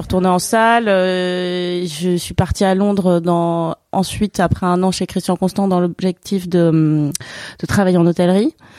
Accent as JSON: {"language": "French", "area": "Basque Country", "region": "Nouvelle-Aquitaine", "country": "France", "moved": "yes", "said": "je viens d'un coin de la France où il y a un terroir assez riche"}